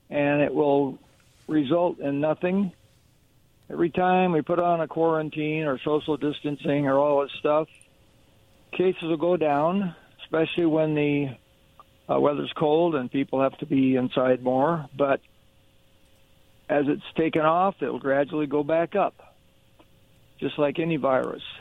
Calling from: Hermiston, Oregon, United States; uh, calling from uh, Hermiston, Oregon.

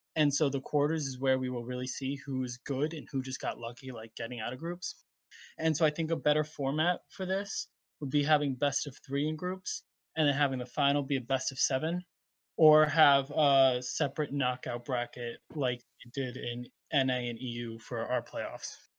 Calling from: Narragansett, Rhode Island, United States; I'm calling from, uh, Narragansett, Rhode Island.

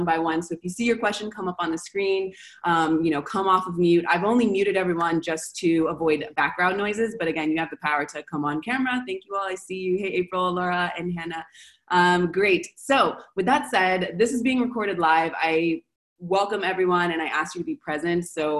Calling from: Argentina; I'm calling from Argentina

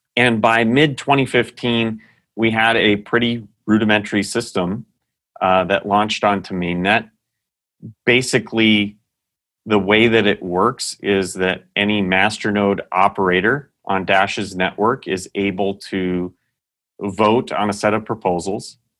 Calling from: Scottsdale, Arizona, United States; I'm, uh, calling in from Scottsdale, Arizona, where Dashcore Group is headquartered.

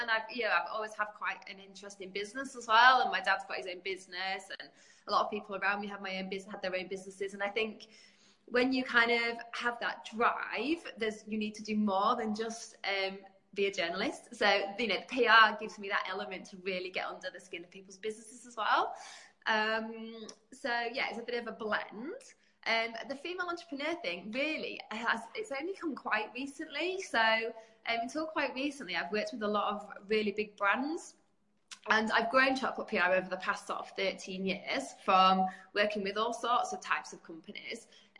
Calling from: England, United Kingdom; I'm in the UK. So, yeah, in good old sunny England.

